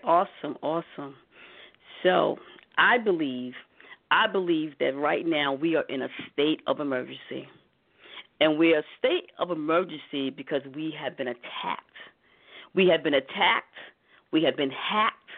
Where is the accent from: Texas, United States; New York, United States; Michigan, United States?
New York, United States; New York City; me growing up in Harlem